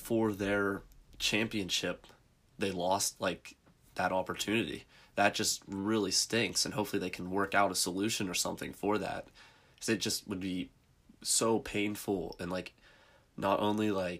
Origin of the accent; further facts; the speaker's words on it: Pennsylvania, United States; we're from Pennsylvania, so our athletic association in Pennsylvania is the PIAA